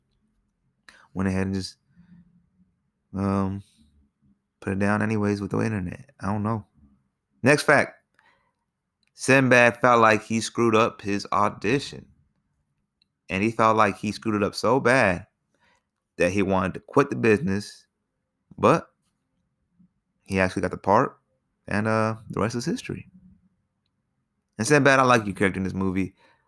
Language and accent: English; Alaska, United States; also born or lived in Ohio / Georgia; I was born in Alaska, and I grew up part in Alaska, part in Ohio, and part down here in Georgia.